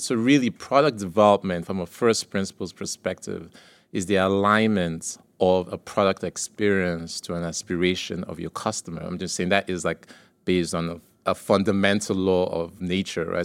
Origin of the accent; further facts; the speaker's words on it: Nigeria; moved away; So, I grew up in Nigeria